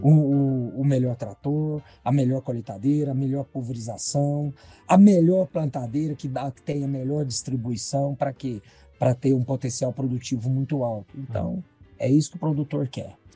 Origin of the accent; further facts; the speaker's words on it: Jataí, Goiás, Brazil; eu sou nascido em Jataí